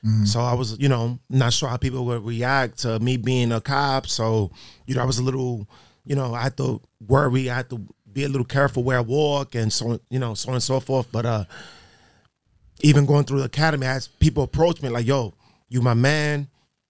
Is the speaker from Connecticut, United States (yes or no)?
no; New York City, New York, United States; also born or lived in Albany; Born and raised in the Bronx. I lived there my whole life